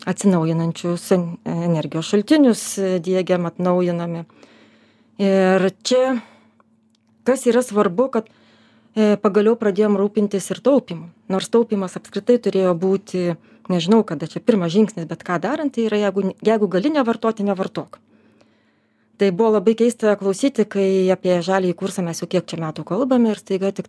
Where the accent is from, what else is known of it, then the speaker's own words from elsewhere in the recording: Lithuania; mes kaip lietuviai tikrai manome, kad mums tos gamtos reikia, mums kaip lietuviam